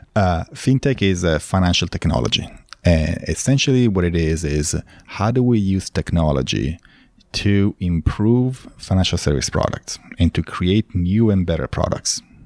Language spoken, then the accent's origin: English; Milan, Lombardy, Italy; moved away as an adult; also born or lived in Los Angeles, United States / Texas, United States; now in Austin, United States; I was, uh, born and raised in Italy